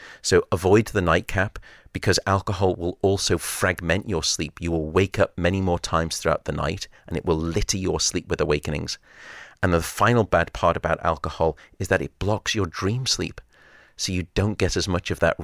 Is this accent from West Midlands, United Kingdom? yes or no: no; Liverpool, North West England, United Kingdom; now in San Francisco, United States; I was born in Alderhay Hospital.